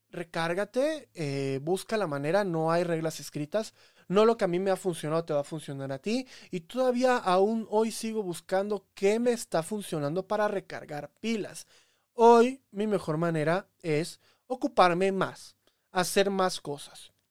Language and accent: Spanish; Veracruz, Mexico; Me crié en Veracruz, pero yo sé de todo.